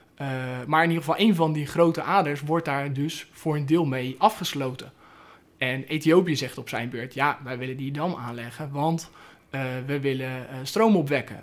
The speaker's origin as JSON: {"language": "Dutch", "country": "Netherlands", "said": "heb ik nou als, als Nederlander"}